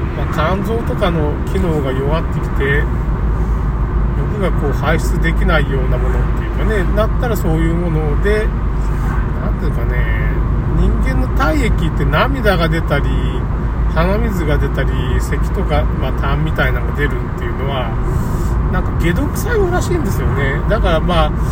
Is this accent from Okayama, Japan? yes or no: yes; Tamano, Okayama, Japan; 僕の故郷の玉野市